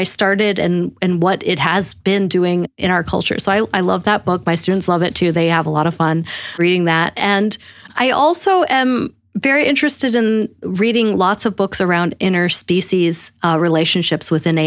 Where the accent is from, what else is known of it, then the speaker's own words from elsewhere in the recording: Rochester, New York, United States; I grew up in Rochester, New York, because my dad worked at Kodak